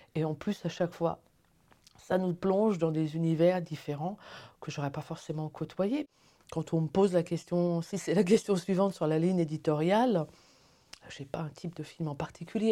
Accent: Paris, Île-de-France, France; moved away as an adult; now in Neuchâtel, Switzerland; je suis originaire de Paris

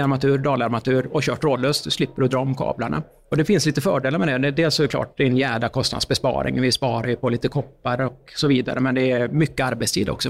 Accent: Uddevalla, Västra Götaland, Sweden; Jag kommer ju från eh, Uddevalla

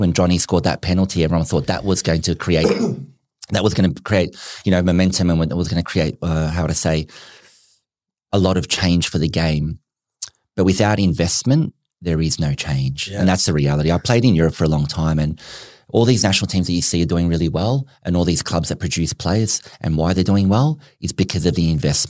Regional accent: Melbourne, Victoria, Australia; also born or lived in Newcastle, Australia; We grew up in Melbourne.

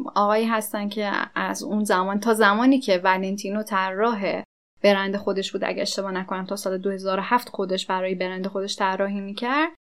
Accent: Iran; ما ایرانیم

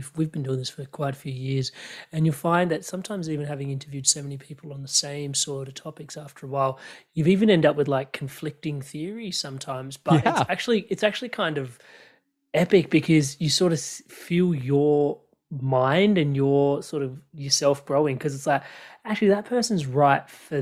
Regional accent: Australia; growing up in Australia

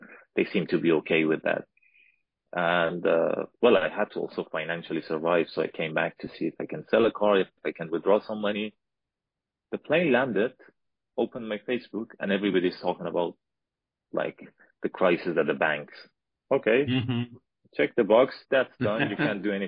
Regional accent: Afghanistan; moved away as an adult; From Afghanistan.

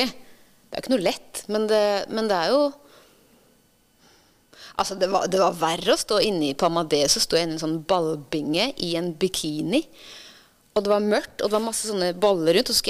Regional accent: Ytre Enebakk, Akershus, Norway; moved away as an adult; Jeg er fra Ytre Enebakk.

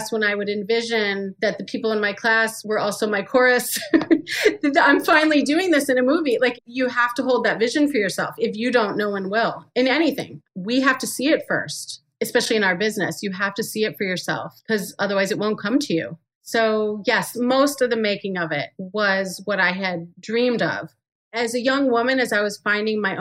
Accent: Farmington Hills, Michigan, United States; moved away; I came from Farmington Hills, Michigan

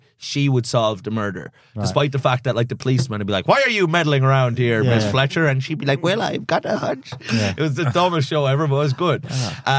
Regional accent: Ireland; I'm like, love being Irish

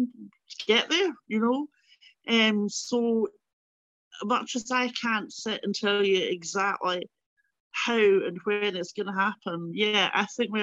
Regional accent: London, United Kingdom; now in Glasgow, United Kingdom; I mean, I think growing up in London and going back to Glasgow and going back to Scotland did kind of reinforce these are two different countries, you know.

